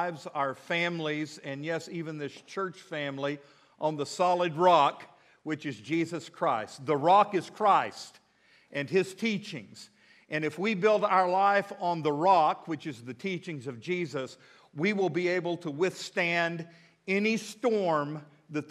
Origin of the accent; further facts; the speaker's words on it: Midland, Texas, United States; now in Fort Smith, United States; I'm from Midland, Texas